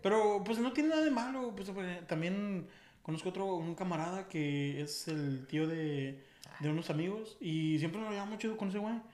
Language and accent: Spanish; Aguascalientes, Mexico; moved away; Yo soy de. Que dicen que Aguascalientes es un rancho